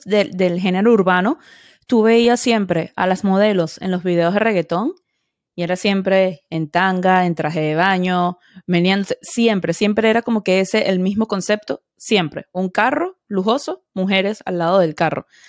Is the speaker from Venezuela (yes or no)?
yes; Venezuela; now in Edgewater, United States; como venezolana y soy inmigrante también